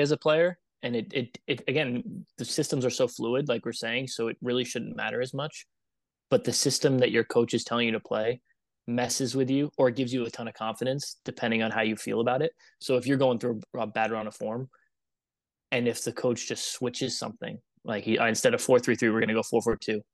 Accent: upstate New York, United States; moved away as an adult; also born or lived in Germany / Ireland / Canada / Knoxville, Tennessee; I grew up in New York, upstate New York

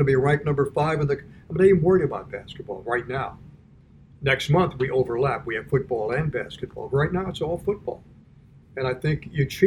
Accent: Miami, Florida, United States; moved away as an adult; also born or lived in Perry, Georgia / Rochester, New York / Cleveland / New York; now in Washington, United States; I grew up in Miami, Florida

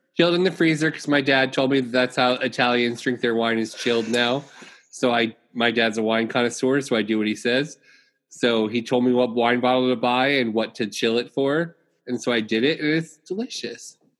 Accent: Florida, United States; moved away as an adult; now in New York, United States; I lived in Florida. I grew up in Florida, and um, I decided that I wanted to like move out of Florida and move to New York.

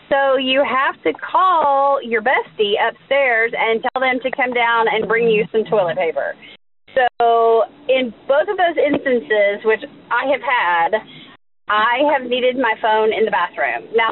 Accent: Gulf Coast of Florida, United States; When I was growing up on the Gulf Coast of Florida

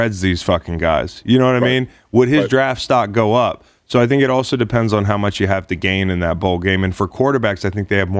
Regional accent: Charlottesville, Virginia, United States; I grew up in Charlottesville

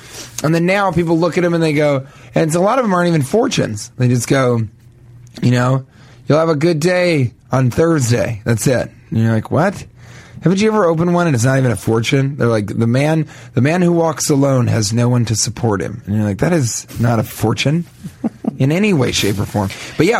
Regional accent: Denver, Colorado, United States; I'm from Denver originally. You know, I grew up outside of Colorado Springs, way outside of Colorado Springs, actually in Denver.

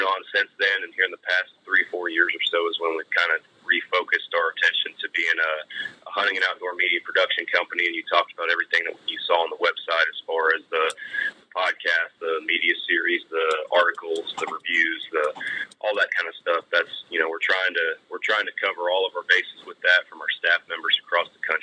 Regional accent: Texas, United States; I'm from Texas

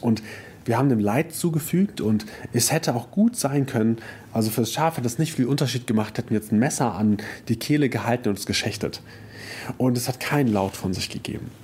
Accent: Germany; wir als Deutsche

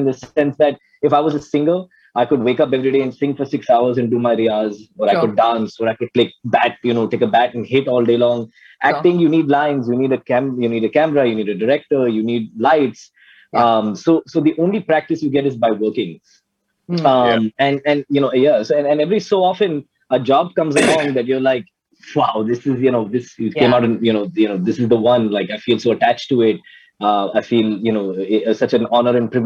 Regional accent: United States; moved away; I grew up in America

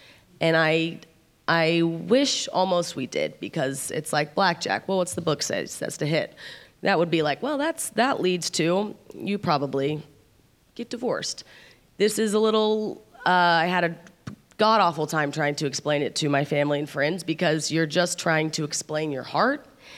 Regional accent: Midwest, United States; I'm from the Midwest, and that it's a little less unconventional there.

